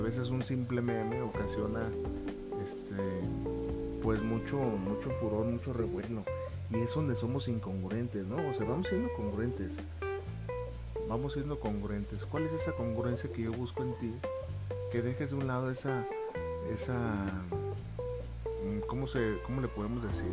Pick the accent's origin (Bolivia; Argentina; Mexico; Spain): Mexico; Yo en mi país, aquí en México